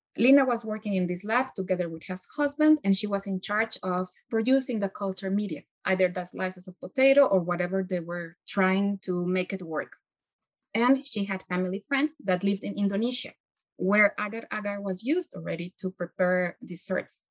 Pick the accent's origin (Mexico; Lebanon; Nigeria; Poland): Mexico; moved away; I come from Mexico